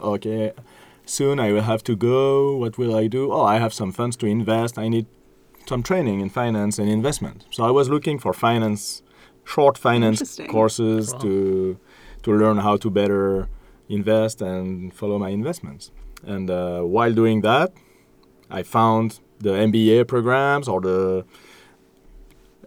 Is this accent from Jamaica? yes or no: no; Switzerland; now in France; I'm from Switzerland